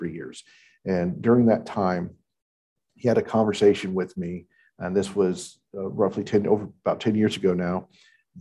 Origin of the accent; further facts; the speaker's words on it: Houston, Texas, United States; moved away as an adult; also born or lived in Northern Virginia; now in Albemarle County, United States; I was actually born and raised in Houston, Texas, and joined the Army coming out of high school